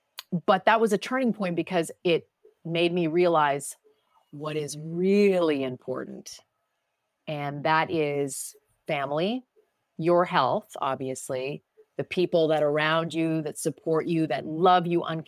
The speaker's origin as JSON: {"language": "English", "town": "Ottawa", "region": "Ontario", "country": "Canada", "moved": "as an adult", "lives_now": "New York City, United States", "said": "I'm a kid from Ottawa, Ontario, Canada, and I wanted to come to the US, move to New York City, be a broadcaster."}